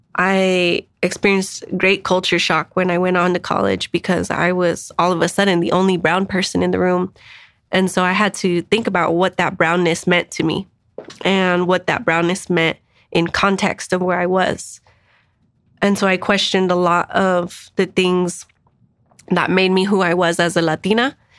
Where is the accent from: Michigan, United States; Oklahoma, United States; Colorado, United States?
Colorado, United States; Denver; also born or lived in San Diego / Washington, D.C.; I am an East Sider, born and raised in Swansea.